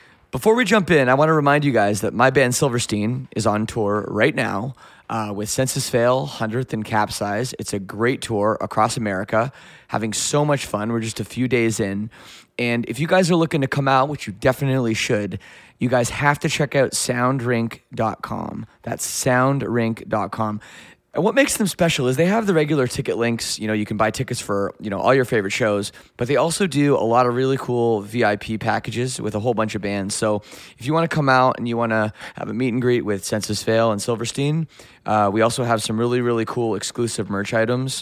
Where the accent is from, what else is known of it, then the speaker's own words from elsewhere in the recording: Toronto, Ontario, Canada; we're here in Toronto, of all places, which is cool. This is my hometown